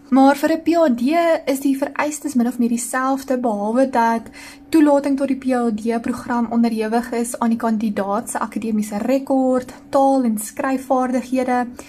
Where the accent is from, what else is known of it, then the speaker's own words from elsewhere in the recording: Ceres, Western Cape, South Africa; ek het groot geword op die Desuitse onderontwikkelde kant van die spreekwoordelike treinspoor in Ceres.